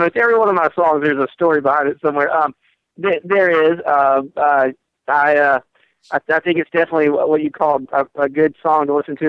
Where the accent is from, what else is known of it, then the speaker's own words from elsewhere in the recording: the South, United States; I'm from the South